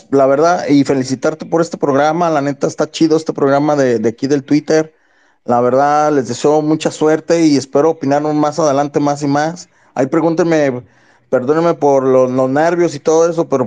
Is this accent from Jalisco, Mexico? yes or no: yes; Guadalajara, Jalisco, Mexico; Sí, soy de Guadalajara